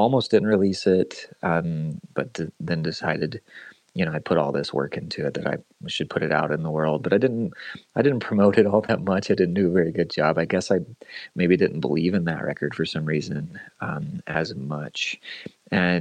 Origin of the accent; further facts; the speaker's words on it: Lexington, Kentucky, United States; moved away as an adult; also born or lived in Michigan / Winchester, Kentucky / Richmond, Kentucky; I grew up in the Lexington area.